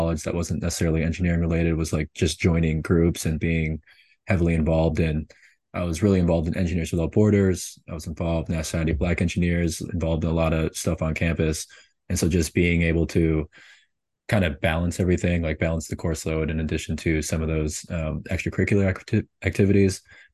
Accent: St. Paul, Minnesota, United States; moved away as an adult; also born or lived in Tulsa, Oklahoma / Houston, Texas; I'm from Minnesota

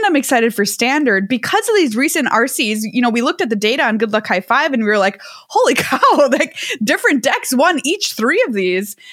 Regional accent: Minneapolis, Minnesota, United States; My hometown

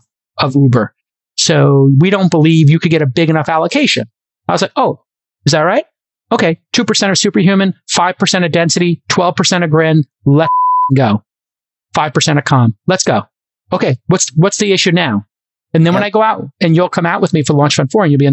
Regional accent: New York City, New York, United States; I'm the kid from Brooklyn

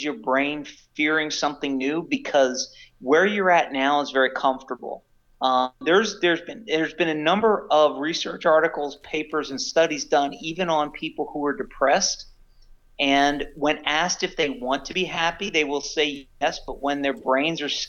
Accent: Philadelphia, Pennsylvania, United States; I'm from the Philadelphia area

